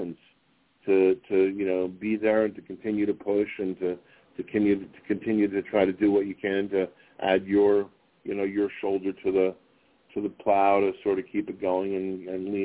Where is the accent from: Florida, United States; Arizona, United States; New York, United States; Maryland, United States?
New York, United States; New York City; now in Las Vegas, United States; I grew up in New York City